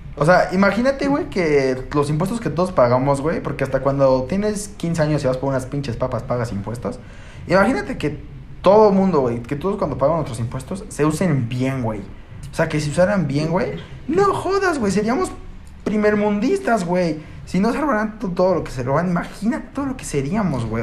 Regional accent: Mexico

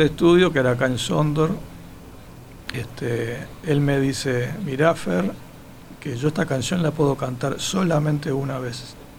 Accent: Montevideo, Uruguay; yo soy de Rafa.

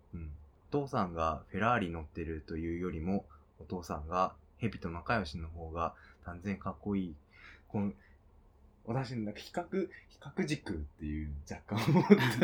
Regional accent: Hokkaido, Japan; moved away; 北海道の実家

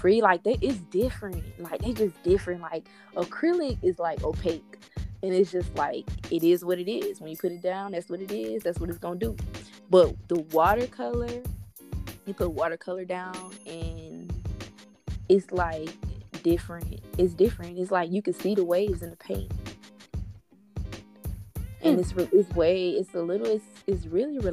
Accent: Birmingham, Alabama, United States; moved away as an adult; now in Georgia, United States; I'm from Birmingham, Alabama, born and bred

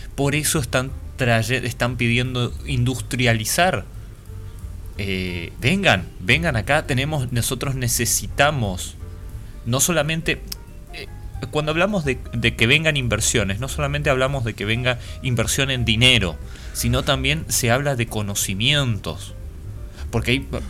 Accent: Paraguay; nosotros acá en Paraguay

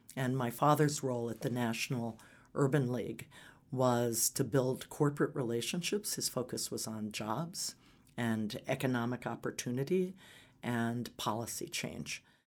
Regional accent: Atlanta, Georgia, United States; also born or lived in Omaha, Nebraska; now in Colorado, United States; I spent my most formative years in Atlanta

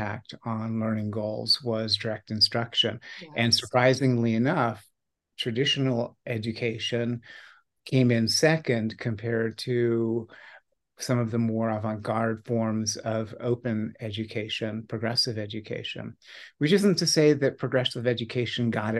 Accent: New York City, New York, United States; also born or lived in Virginia; I grew up in New York City in the 1960s

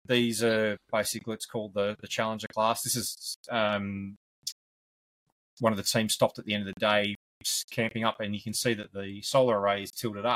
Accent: Victoria, Australia; Victoria, my home state.

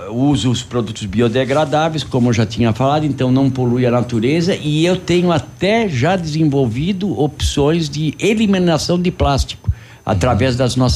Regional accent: São Paulo, Brazil; é, é sou de São Paulo.

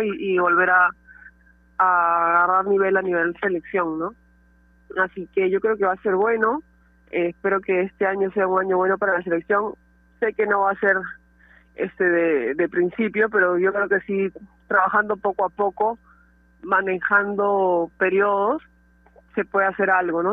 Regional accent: Pueblo Libre, Lima, Peru; cuando era chiquita jugaba en Alianza, era mi eterno rival, los, nos odiábamos Alianza y Latino, porque nos representábamos ahí en Pueblo Libre

